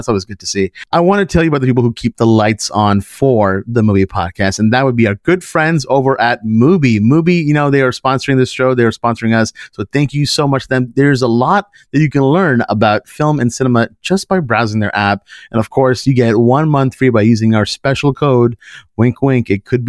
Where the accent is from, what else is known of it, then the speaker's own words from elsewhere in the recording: Canada; me being a Pakistani Canadian, which is, wow, shocking to me.